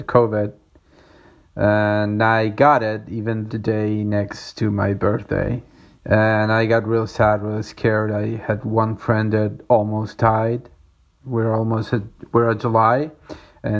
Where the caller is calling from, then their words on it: Córdoba, Argentina; I'm calling from Cordoba in Argentina